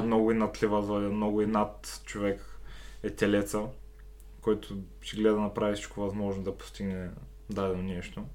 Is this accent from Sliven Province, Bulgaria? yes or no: yes; Sliven, Sliven Province, Bulgaria; аз родом съм си от Сливен